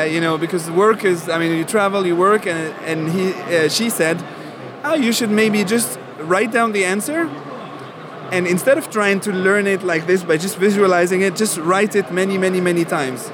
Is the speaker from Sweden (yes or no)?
no; Algeria; moved away; I was born in Algeria, so I didn't never learn German in school.